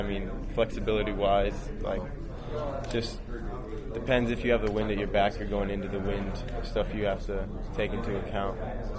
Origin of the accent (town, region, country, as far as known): California, United States